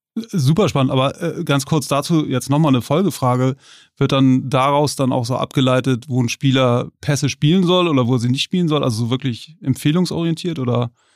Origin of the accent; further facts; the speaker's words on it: Hamburg, Germany; als Hamburger